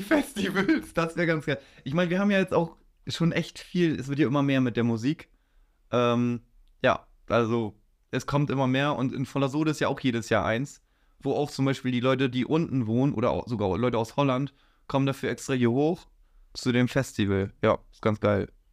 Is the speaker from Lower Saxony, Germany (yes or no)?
yes; Kuhstedt, Lower Saxony, Germany; ich wohne, seitdem ich gewohnt bin, in Kuhstedt. Und ja, da bleib ich.